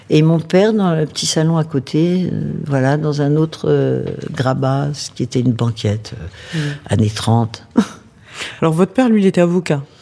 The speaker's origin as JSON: {"language": "French", "town": "Versailles", "region": "Île-de-France", "country": "France", "tie": "born or raised there", "said": "je suis née à Versailles, à 150 mètres du parc. J'habitais à 100 mètres du parc."}